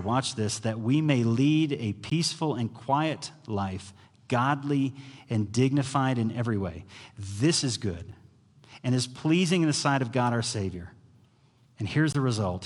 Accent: United States; as an American

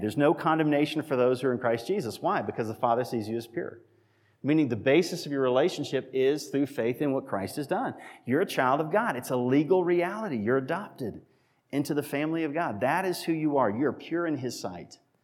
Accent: Massachusetts, United States; moved away; I was born in Massachusetts, raised in Massachusetts, lived there

